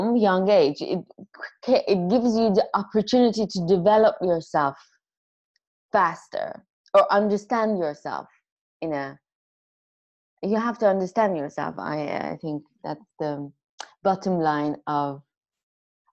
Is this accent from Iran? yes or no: yes; Iran; I'm Armenian from Iran